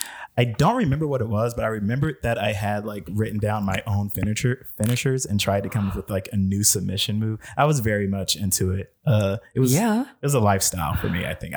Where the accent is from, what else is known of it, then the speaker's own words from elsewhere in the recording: Cleveland, Ohio, United States; I grew up in Cleveland, Ohio.